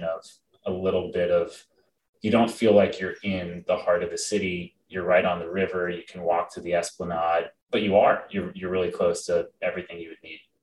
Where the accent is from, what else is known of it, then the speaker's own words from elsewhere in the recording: Boston, Massachusetts, United States; also born or lived in Princeton, New Jersey; I was born in Boston, and other than four years when I moved to the great state of New Jersey, I've been in Boston my entire life